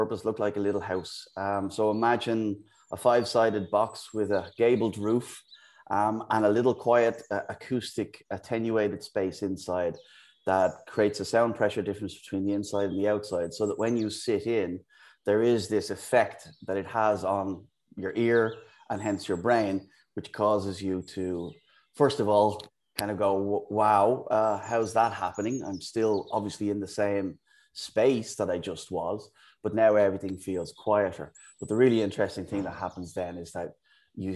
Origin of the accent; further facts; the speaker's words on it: Dublin, Leinster, Ireland; moved away as an adult; also born or lived in United Kingdom / Amsterdam; now in Bristol, United Kingdom; as you can probably tell from the accent. I'm from Ireland, from Dublin. I've lived in the UK for the last 17 years.